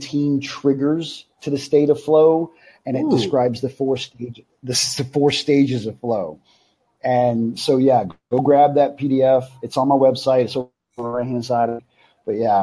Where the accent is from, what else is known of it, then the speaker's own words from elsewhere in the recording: Alabama, United States; I'm from Alabama